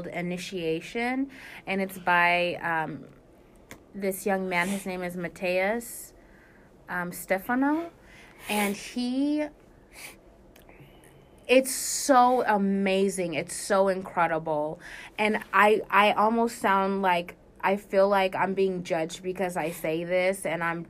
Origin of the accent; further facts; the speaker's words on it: Anchorage, Alaska, United States; moved away; also born or lived in California; Anchorage, Alaska is where I was raised.